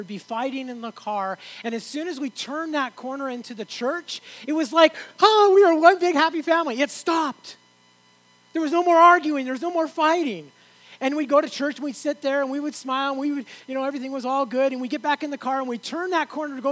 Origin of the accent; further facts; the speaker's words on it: Oregon, United States; moved away as an adult; also born or lived in San Andreas (birthplace, uncertain); now in Canada; I moved to Oregon, spent a lot of my teen years in Oregon